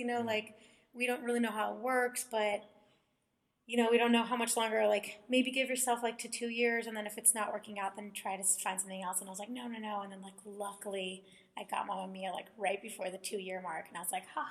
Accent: California, United States; moved away as an adult; I grew up in California.

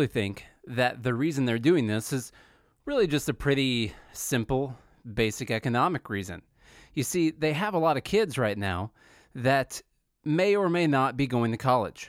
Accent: Southern Illinois, United States; moved away as an adult; Charlie and I are both from Southern Illinois

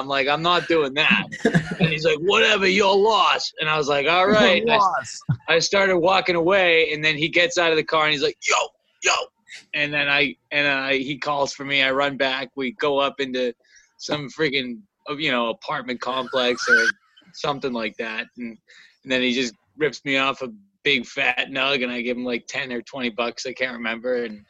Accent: Massachusetts, United States; oh yeah, I'm, you know, we're from Massachusetts and blah, blah, blah. I just flew here.

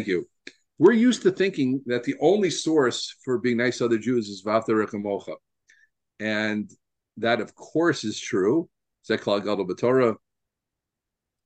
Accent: Deal, New Jersey, United States; I grew up in Deal, New Jersey

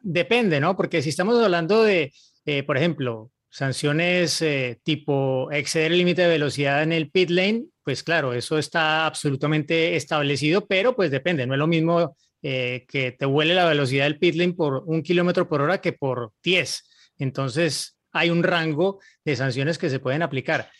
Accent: Colombia; now in Santiago, Chile; les hablo desde Santiago de Chile, eh, soy colombiano

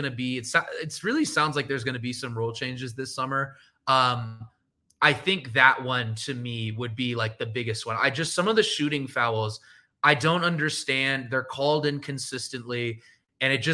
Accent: San Francisco, California, United States; moved away; I'm from San Francisco area

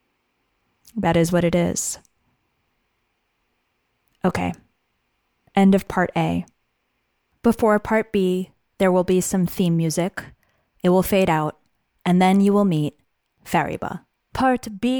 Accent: Great Neck, New York, United States; I'm Iranian American. I grew up in a tight-knit immigrant community in a town called Great Neck

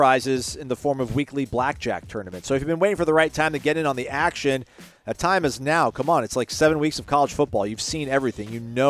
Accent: Apopka, Florida, United States; which happens to be in my hometown of Apopka, Florida. Go Noles, beat the Tigers.

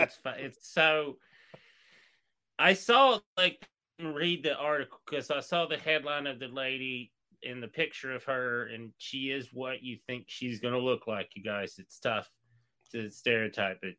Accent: East Tennessee, United States; I'm from East Tennessee

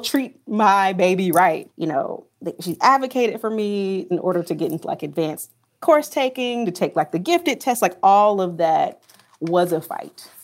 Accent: Pinehurst, North Carolina, United States; I'm from a small town called Pinehurst, North Carolina

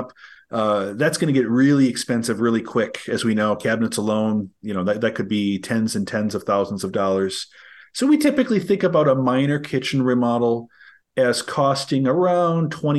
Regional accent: Green Bay, Wisconsin, United States; I'm from Green Bay, Wisconsin

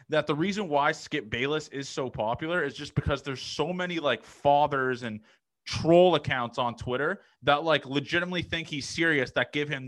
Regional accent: Canada; being a Canadian kid

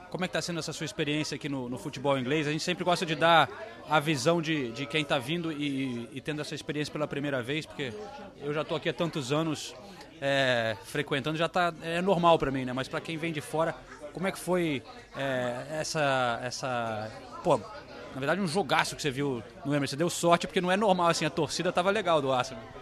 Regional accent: Belo Horizonte, Minas Gerais, Brazil; Somos de Minas, Belo Horizonte.

